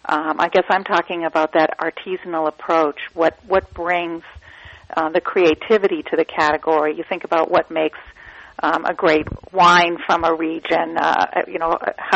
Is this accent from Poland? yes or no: no; Boston, Massachusetts, United States; now in Boulder, United States; I'm a Bostonian originally